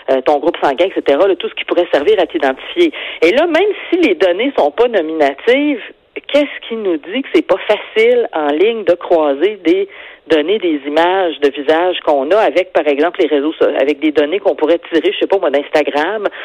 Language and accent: French; Quebec City, Quebec, Canada; je viens de Québec, là, la Sainte-Foy